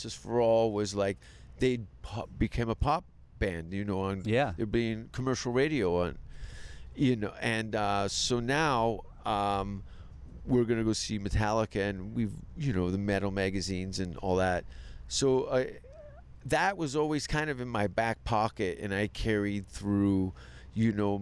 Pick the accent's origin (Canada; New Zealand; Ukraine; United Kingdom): Canada; Hamilton, Ontario; moved away as an adult; also born or lived in North Vancouver; I grew up in Hamilton in the East End.